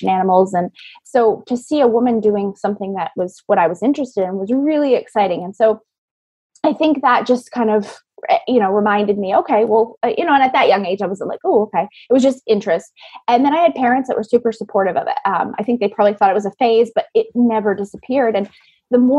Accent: Maine, United States; I grew up in Maine

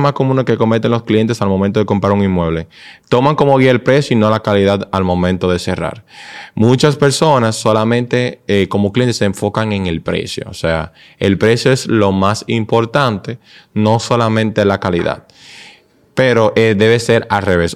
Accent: Dominican Republic; nosotros como dominicanos

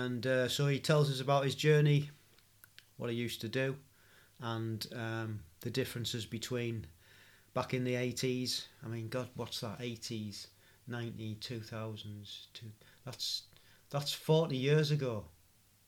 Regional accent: Stockton-on-Tees, North East England, United Kingdom; where I was born in Stockton-on-Tees. It's nice to hear somebody with a familiar accent

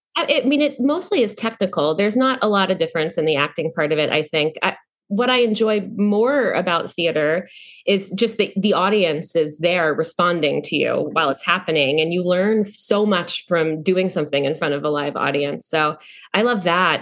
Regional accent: North Carolina, United States; moved away; also born or lived in New York; I came from North Carolina

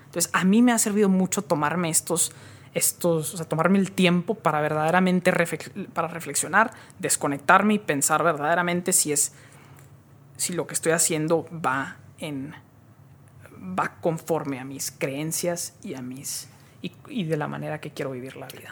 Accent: Monterrey, Nuevo León, Mexico; moved away as an adult; also born or lived in Silicon Valley; Nací aquí, en, aquí en Monterrey, aquí crecí, aquí estuve hasta los 19 años

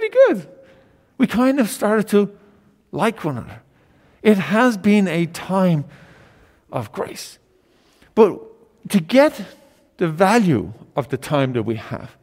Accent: Ireland; moved away; In Ireland, my home country

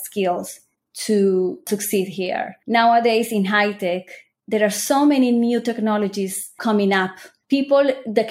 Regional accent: Colombia; also born or lived in United States; now in Israel; I'm originally from Colombia

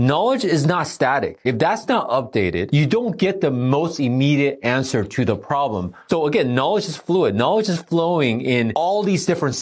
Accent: Los Angeles, California, United States; also born or lived in Taiwan; growing up in Los Angeles

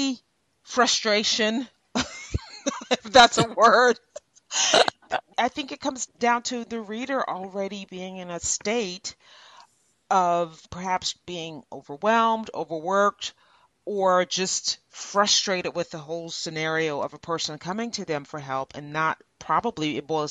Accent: Louisiana, United States; I'm from Louisiana

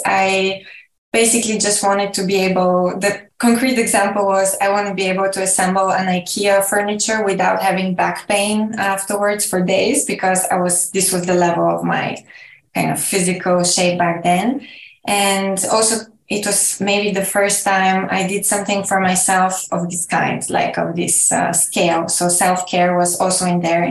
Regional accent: Bulgaria; I'm from Bulgaria, where I live currently

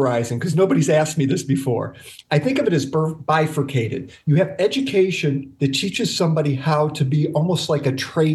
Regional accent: Dayton, Ohio, United States; In my hometown of Dayton, I would host courses on how to do orthodontics for the local dentists

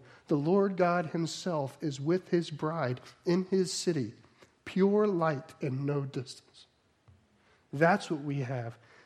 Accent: New Jersey, United States; I'm from New Jersey.

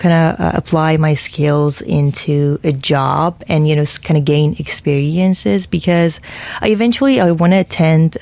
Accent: Houston, Texas, United States; moved away; my hometown

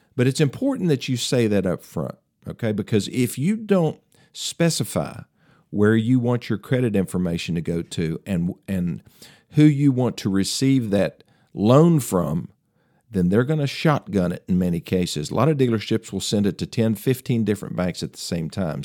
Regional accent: Greeneville, Tennessee, United States; my hometown of Greenville, Tennessee

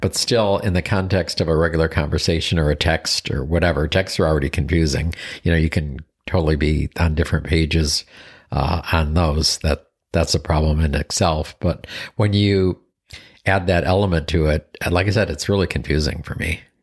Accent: Buffalo, New York, United States; moved away; So I grew up in Buffalo, New York

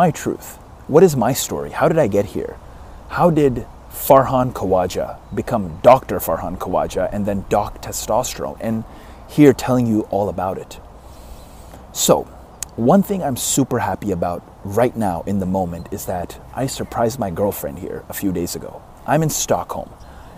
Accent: Karachi, Sindh, Pakistan; born or raised there; now in Dallas, United States

